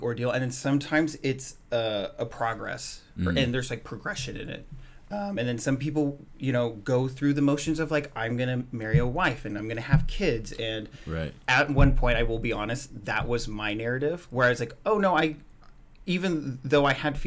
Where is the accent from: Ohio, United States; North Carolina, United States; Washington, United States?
Washington, United States; Tacoma; I was born and raised here in Tacoma.